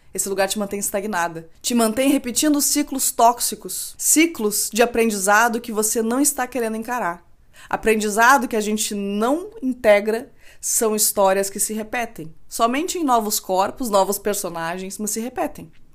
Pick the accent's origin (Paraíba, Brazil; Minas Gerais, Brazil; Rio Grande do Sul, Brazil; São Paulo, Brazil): Rio Grande do Sul, Brazil; eu, como boa gaúcha, não posso deixar de dizer que frio é o que a gente passa aqui